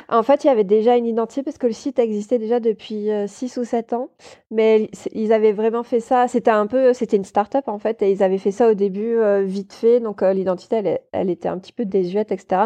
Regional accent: Toulouse, Occitania, France; moved away as an adult; also born or lived in Paris; je suis montée euh, à Paris spécialement pour ça parce qu'à la base je viens de Toulouse.

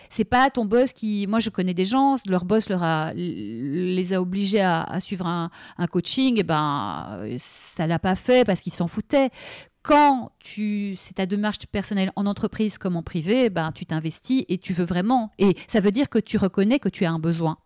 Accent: Brussels, Brussels-Capital Region, Belgium; j'ai grandi à Bruxelles

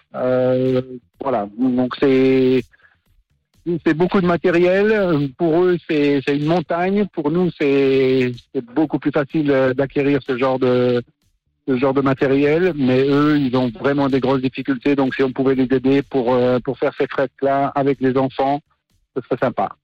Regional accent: Lausanne, Vaud, Switzerland; Je suis de Lausanne

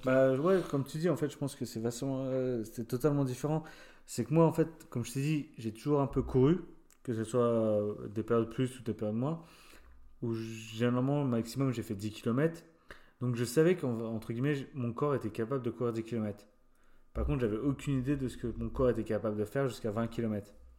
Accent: France; moved away as an adult; comme moi, j'avais 18 ans, je venais de France, de ma campagne

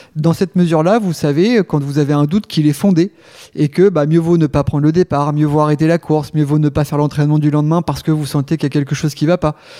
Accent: Rouen, Normandy, France; je suis originaire de Rouen. Euh, et puis j'ai grandi sur une... Alors, ça fait rêver, mais c'est pas une île de rêve, même si c'était sympa, sur l'île La Croix

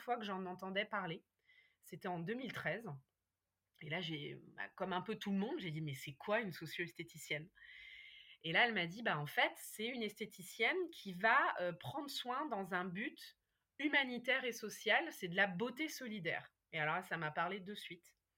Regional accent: Berry, Centre-Val de Loire, France; moved away as an adult; also born or lived in Paris; j'avais quitté ma campagne natale. Moi, je suis née dans le, dans le Berry, hein, le pays des sorcières

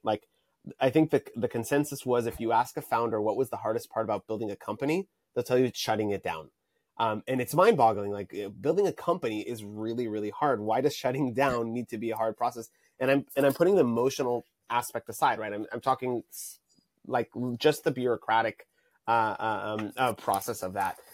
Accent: Tel Aviv, Tel Aviv District, Israel; now in Santa Monica, United States; I'm currently based in Santa Monica, California, but I'm originally from, uh, Tel Aviv, Israel.

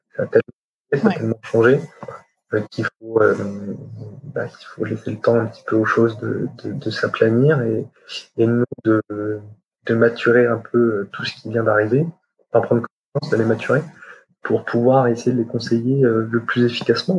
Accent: Champagne, Grand Est, France; now in Paris, France; je suis de Champagne

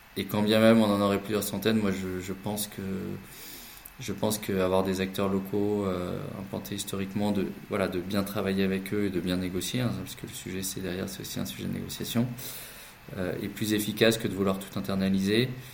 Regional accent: the Nord, Hauts-de-France, France; now in Paris, France; on est du Nord et on habite à Paris

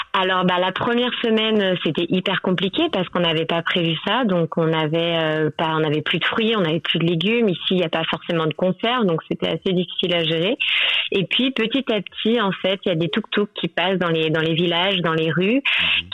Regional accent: Paris, Île-de-France, France; moved away as an adult; now in Sri Lanka; je suis parisienne à la base

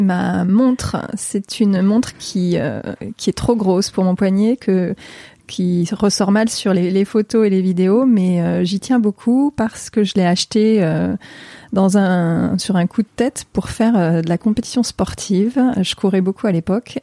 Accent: Grenoble area, Auvergne-Rhône-Alpes, France; moved away; also born or lived in Paris; je suis née en région euh, grenobloise

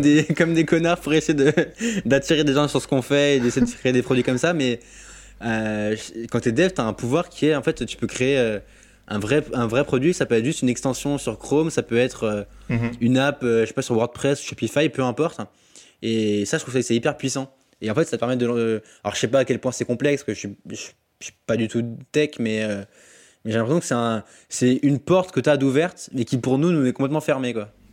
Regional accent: Alsace, Grand Est, France; je suis alsacien de base, donc j'ai grandi. En fait, j'habite j'habite près de Bâle et près de Fribourg

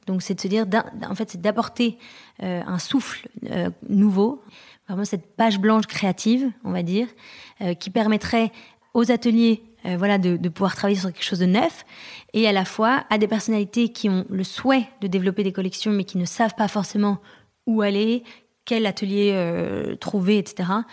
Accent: France; also born or lived in London; now in Paris, France; on est rentré à Paris parce qu'on est français mais on a habité longtemps à l'étranger

